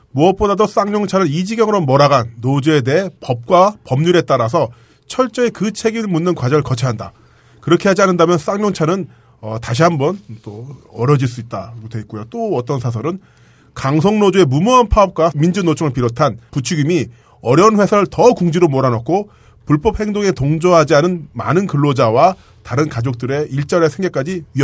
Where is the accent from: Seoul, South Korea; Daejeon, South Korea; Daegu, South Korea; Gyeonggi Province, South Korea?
Gyeonggi Province, South Korea; Pyeongtaek